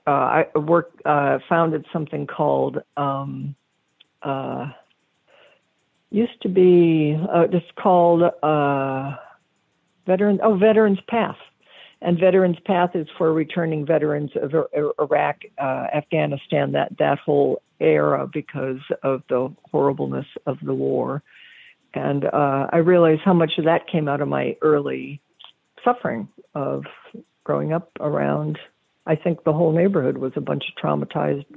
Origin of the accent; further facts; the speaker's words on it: Cleveland, Ohio, United States; also born or lived in Columbus, Ohio; I was born in Columbus outside of, and then grew up mostly outside of Cleveland